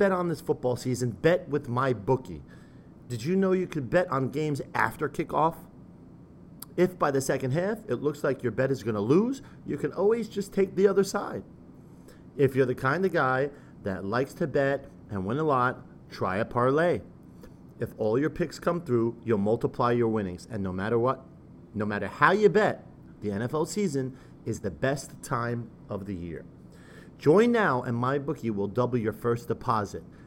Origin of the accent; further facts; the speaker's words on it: United States; I'm an American